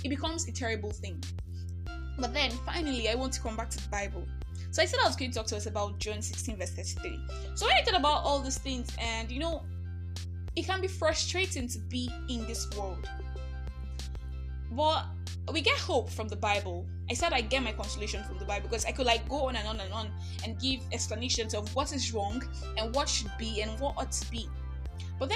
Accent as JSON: {"language": "English", "country": "Nigeria", "said": "I'm that Nigerian Christian alcoholic"}